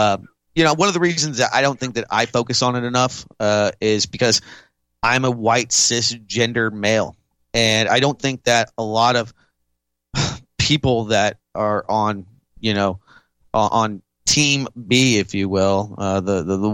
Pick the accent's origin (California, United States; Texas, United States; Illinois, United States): Texas, United States; Austin; my hometown, Austin, Texas